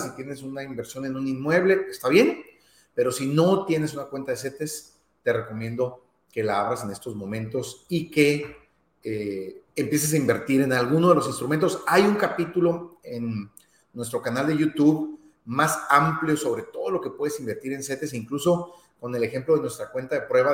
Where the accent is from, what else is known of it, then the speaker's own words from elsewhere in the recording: Mexico; para quienes somos mexicanos